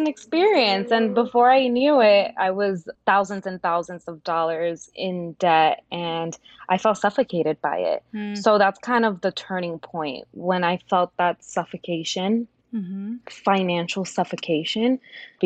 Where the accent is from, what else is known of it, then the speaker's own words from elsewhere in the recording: New York, United States; also born or lived in Dominican Republic / Yonkers, New York; I grew up in New York.